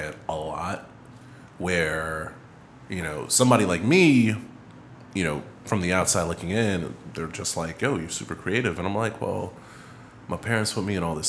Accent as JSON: {"language": "English", "town": "New York City", "region": "New York", "country": "United States", "said": "I come from Far Rock"}